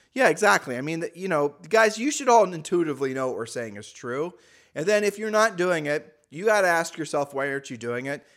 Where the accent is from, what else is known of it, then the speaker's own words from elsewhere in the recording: Ohio, United States; moved away; we're from Ohio